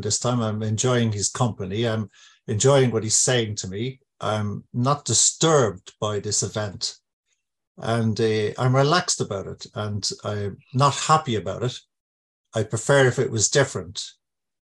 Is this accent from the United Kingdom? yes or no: no; Ireland; I grew up in Ireland during the euphemistically described Troubles, which came very close to us.